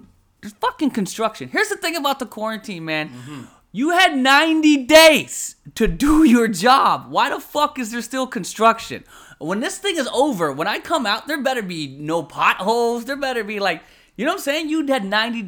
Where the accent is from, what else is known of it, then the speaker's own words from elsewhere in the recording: Philippines; I'm a Filipino. I married a Filipino girl